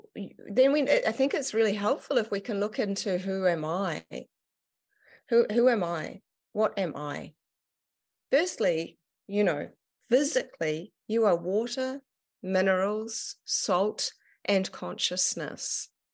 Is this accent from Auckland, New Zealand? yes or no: yes; Auckland, New Zealand; I ended up going back up to, to my hometown and up in Auckland.